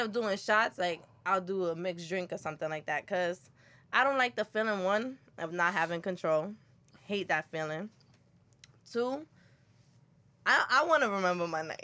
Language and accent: English; New York City, New York, United States; I'm from Brooklyn